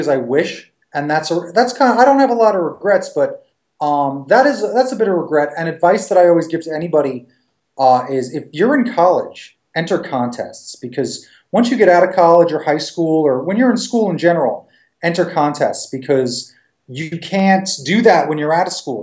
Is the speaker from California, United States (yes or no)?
no; Long Island, New York, United States; I grew up in Long Island or on Long Island